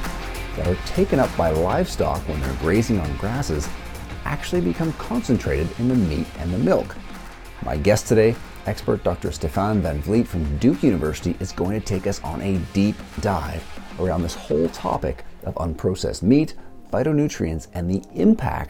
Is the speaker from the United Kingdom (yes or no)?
no; Canada; myself being from Canada